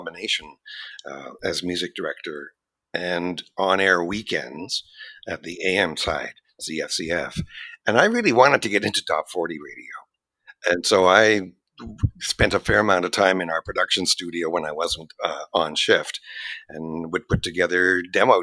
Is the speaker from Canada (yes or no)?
yes; Montreal, Quebec, Canada; born or raised there; moved away as an adult; also born or lived in Toronto; now in Vancouver, Canada